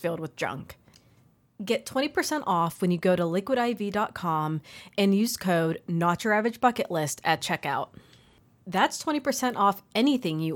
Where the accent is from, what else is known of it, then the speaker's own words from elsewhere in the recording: Ohio, United States; I am a native Ohioan